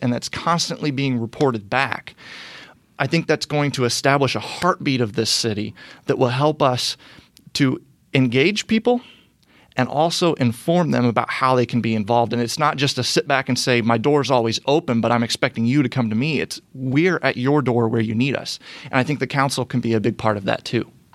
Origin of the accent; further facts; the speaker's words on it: Brownsburg, Indiana, United States; also born or lived in Fishers, Indiana; I am a a lifelong Hoosier. I was born and raised in Brownsburg on the west side of Indianapolis